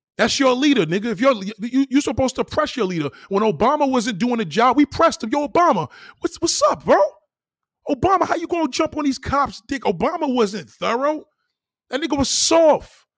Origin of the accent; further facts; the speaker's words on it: New York City, New York, United States; I was born there. I was born in Brownsville